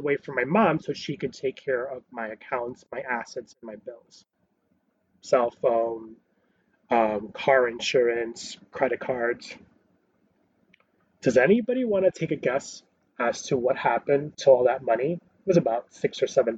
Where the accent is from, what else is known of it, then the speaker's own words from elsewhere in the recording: New York City, New York, United States; I was born in Queens